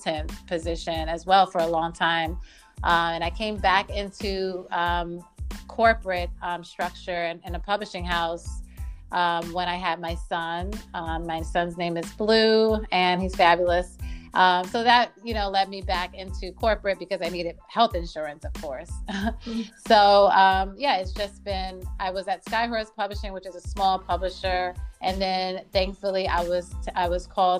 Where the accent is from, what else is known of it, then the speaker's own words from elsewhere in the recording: New York City, New York, United States; I was raised by a single mother in Harlem and the Bronx.